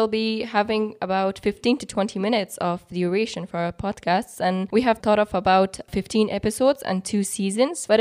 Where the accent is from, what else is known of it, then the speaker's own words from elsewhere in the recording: Badakhshan, Afghanistan; moved away as an adult; now in Bishkek, Kyrgyzstan; I am from Badakhshan province of Afghanistan